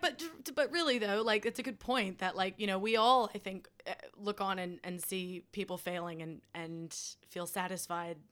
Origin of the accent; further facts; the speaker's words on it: United States; moved away; our dear leader of my home country, Mister Trump